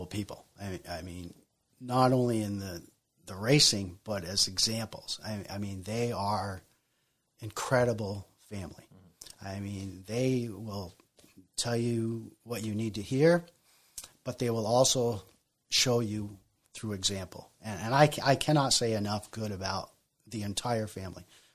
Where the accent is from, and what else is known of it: Colchester, Vermont, United States; born or raised there; also born or lived in Bolton, Vermont